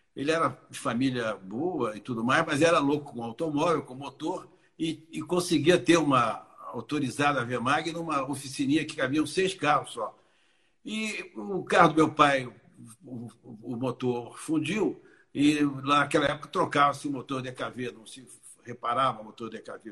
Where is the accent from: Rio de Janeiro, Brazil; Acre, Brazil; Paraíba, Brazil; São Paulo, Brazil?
Rio de Janeiro, Brazil; eu vim do Rio de Janeiro